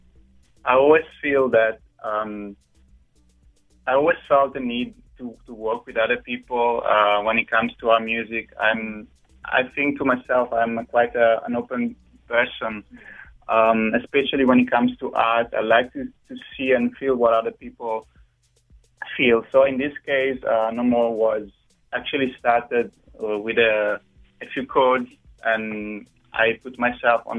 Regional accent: Varese, Lombardy, Italy; moved away as an adult; also born or lived in Bologna; now in South Africa; I come from North Italy, a place called Varese, which is actually about 40 minutes from the Great Milan

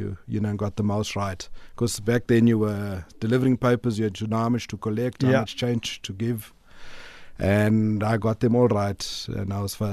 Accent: Durban, KwaZulu-Natal, South Africa; And, so I grew up in Durban, in a little colored area called Newlands East.

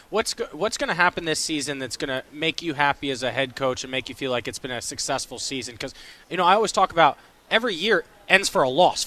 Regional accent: Fairfax Station, Virginia, United States; also born or lived in Richmond, Virginia; I'm from Northern Virginia, but I went to school in Richmond at VCU

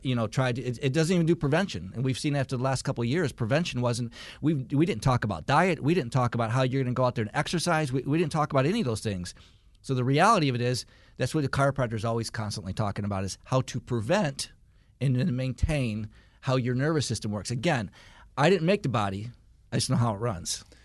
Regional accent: Michigan, United States; now in Marietta, United States; I grew up in Michigan

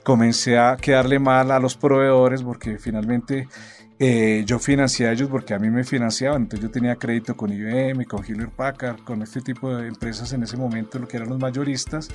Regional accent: Colombia; uno como colombiano, como emprendedor

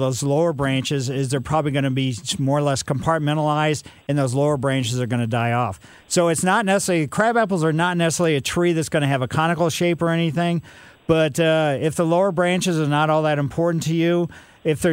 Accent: Ellisville, United States; As a kid growing up in Ellisville

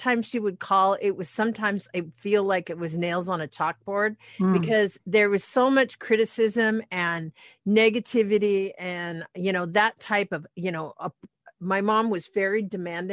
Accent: Anacortes, Washington, United States; now in Seattle, United States; to Anacortes, to my hometown

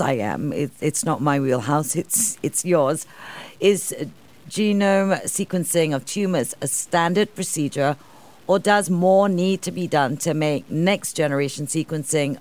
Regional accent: Singapore; I'm Singaporean.

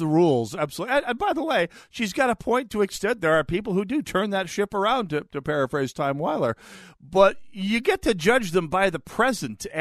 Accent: North Dakota, United States; also born or lived in Foster County, North Dakota; now in Minnesota, United States; my home state of North Dakota

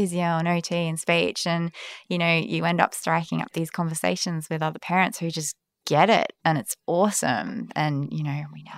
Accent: Perth, Western Australia, Australia; also born or lived in London / Melbourne; now in Sydney, Australia; I'm from Perth originally

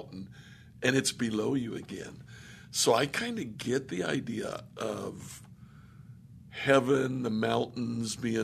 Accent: Ohio, United States; now in Indiana, United States; I grew up in Ohio, lived in Indiana

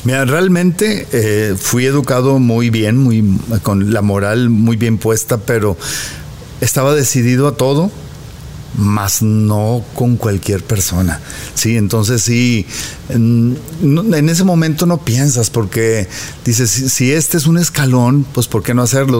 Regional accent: Monterrey, Nuevo León, Mexico; moved away as an adult; also born or lived in Mexico City; me regresé a mi Monterrey querido y sin quererlo fui profeta en mi tierra

